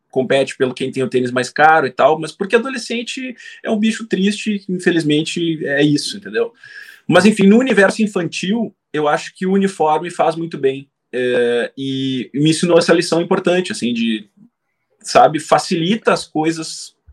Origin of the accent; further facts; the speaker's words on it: Brazil; Eu passei a vida inteira aqui no Brasil.